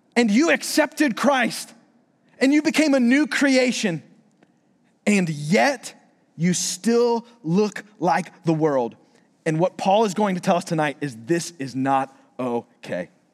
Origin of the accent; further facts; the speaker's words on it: Florida, United States; moved away; I'm from Florida